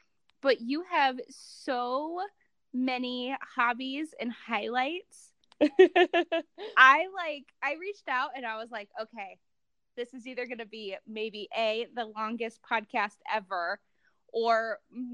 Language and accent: English; Ohio, United States; moved away; I'm originally from Ohio